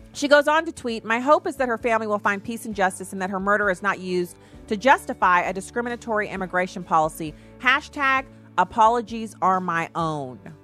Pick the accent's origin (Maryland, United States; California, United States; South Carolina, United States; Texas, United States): Texas, United States; I was born in Texas, so I got an affinity for Texas.